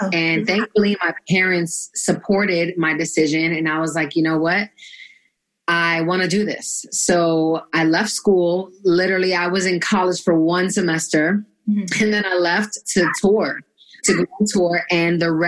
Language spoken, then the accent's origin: English; New York City, New York, United States; I'm from Brooklyn, New York, originally. Born and raised, BK.